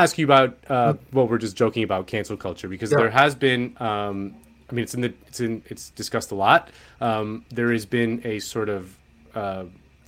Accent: Spain; I'm from Spain

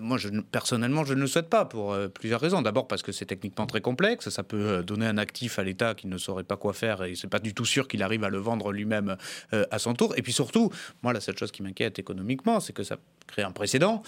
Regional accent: the South-West, south-west France, France; j'ai grandi dans le Sud-Ouest

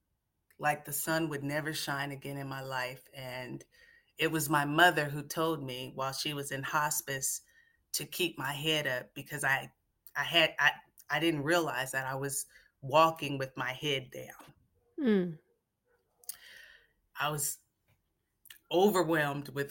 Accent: Seattle, Washington, United States; Growing up in Seattle, full of nature, beautiful trees and lakes and rivers and water, and blackberry bushes has really grounded me from a very, very young age

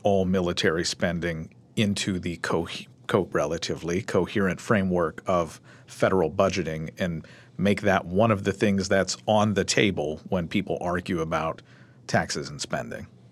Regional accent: Louisville, Kentucky, United States; my hometown, Louisville

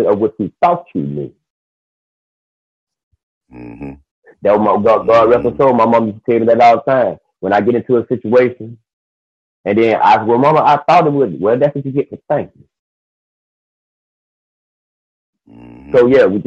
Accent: Albany, Georgia, United States; now in Austin, United States; I'm originally from Albany, Georgia, but I live in Austin, Texas now

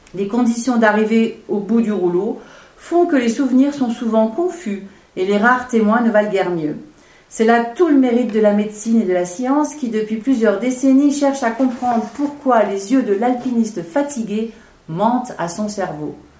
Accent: Switzerland; accent: Swiss; je suis suisse.

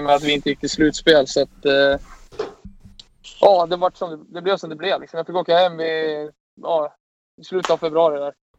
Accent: Sweden; som svensk

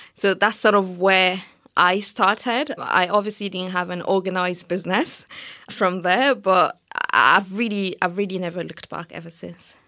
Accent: Nigeria; moved away as an adult; now in United Kingdom; as an African, especially as a Nigerian

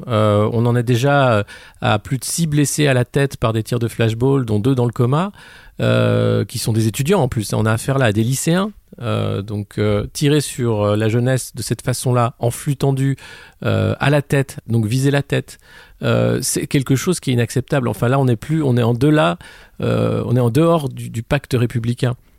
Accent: France; en tant que Français

